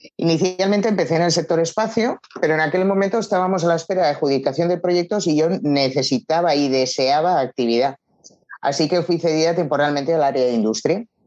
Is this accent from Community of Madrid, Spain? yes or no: no; Barcelona, Catalonia, Spain; tengo 53 años y soy natural de Barcelona